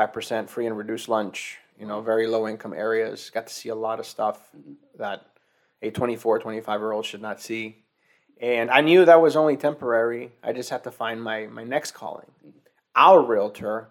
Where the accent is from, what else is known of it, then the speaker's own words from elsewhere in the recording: Mexico; moved away; also born or lived in Arizona; I was born and raised in Mexico